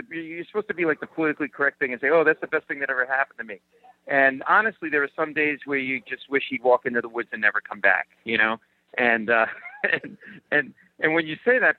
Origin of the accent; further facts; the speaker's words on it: Rhode Island, United States; I grew up in Rhode Island. I'm a New England fan